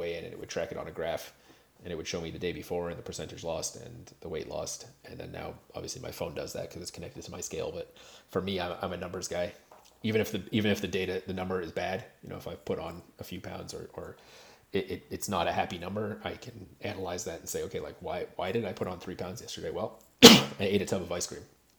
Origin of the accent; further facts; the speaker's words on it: Canada; I am Canadian